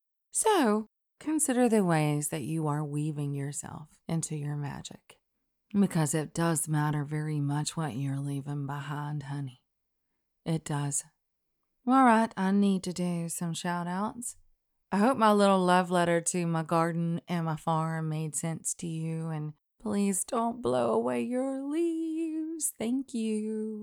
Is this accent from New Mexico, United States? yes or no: no; Alabama, United States; Y'all know that Christian sensibility, at least the one I knew growing up in Alabama, of refusing all pride in your work and in of yourself, that doesn't hold water with me.